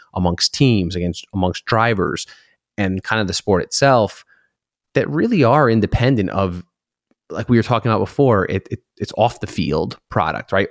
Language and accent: English; Connecticut, United States; moved away; we grew up in Connecticut, Lime Rock Park